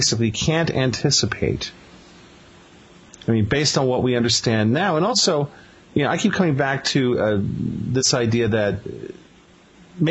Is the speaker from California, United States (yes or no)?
no; New York City, New York, United States; Gene and I are both Brooklyn boys